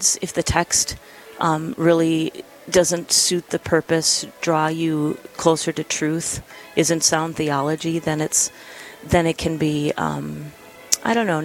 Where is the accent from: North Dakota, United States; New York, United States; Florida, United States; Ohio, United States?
North Dakota, United States; Pisek; my hometown parish of St. John Nepomucene in tiny Pisac, North Dakota. I was a church musician growing up, and that town is less than 100 people.